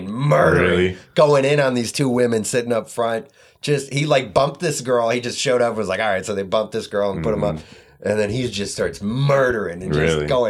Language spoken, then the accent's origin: English; Detroit, Michigan, United States; oh, Detroit